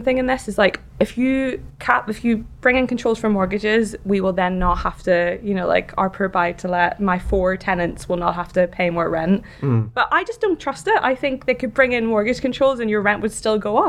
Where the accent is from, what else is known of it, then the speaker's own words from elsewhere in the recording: Ireland; moved away; I'm Irish.